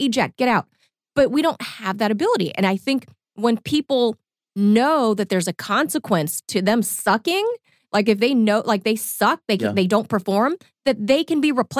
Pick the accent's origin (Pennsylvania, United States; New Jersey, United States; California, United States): California, United States; being a Californian, a native Californian